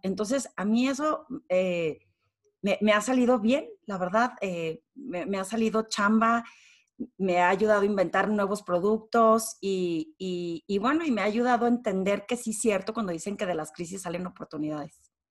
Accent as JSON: {"language": "Spanish", "town": "Torreón", "region": "Coahuila", "country": "Mexico", "moved": "as an adult", "lives_now": "Mexico City, Mexico", "said": "soy de Torreón"}